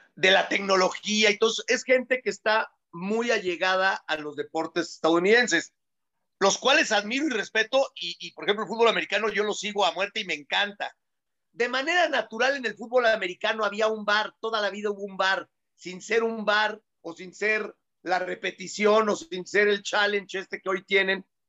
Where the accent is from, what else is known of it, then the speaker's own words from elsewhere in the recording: Mexico; somos los mexicanos